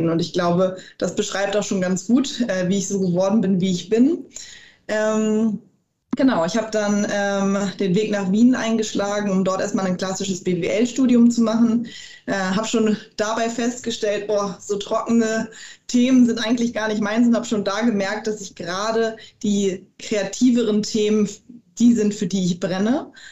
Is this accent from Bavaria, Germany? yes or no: no; Hamburg, Germany; Ich bin ähm, gebürtige Hamburgerin. Ähm, bin also in Hamburg aufgewachsen, dort zur Schule gegangen